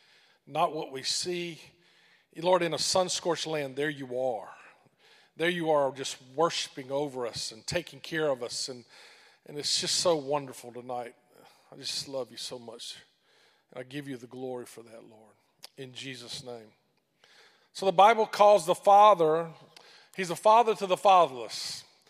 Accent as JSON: {"language": "English", "region": "Mississippi", "country": "United States", "also_born_or_lived": "Sri Lanka", "accent": "great thick accent", "moved": "as an adult", "said": "I'm originally from Mississippi"}